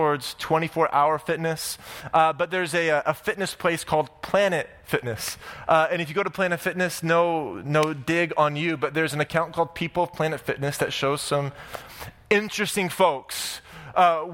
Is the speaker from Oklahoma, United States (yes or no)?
yes; Oklahoma, United States; now in Orange County, United States; I'm from Oklahoma